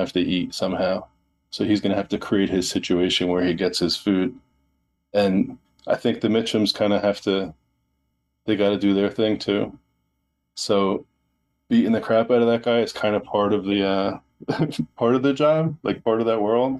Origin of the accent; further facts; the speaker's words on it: New Jersey, United States; I'm Italian from New Jersey